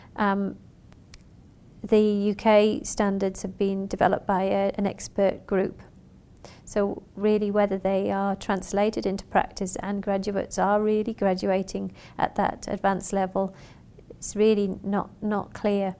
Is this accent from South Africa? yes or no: no; Western Australia, Australia; I'm from Western Australia